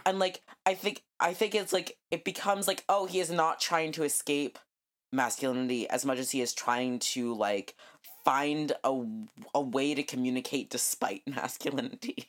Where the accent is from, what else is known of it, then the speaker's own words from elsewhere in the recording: New Mexico, United States; I grew up in New Mexico